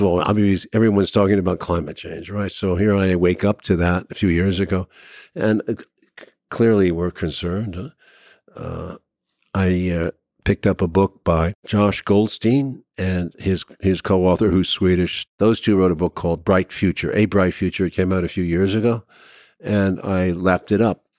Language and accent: English; United States; as an American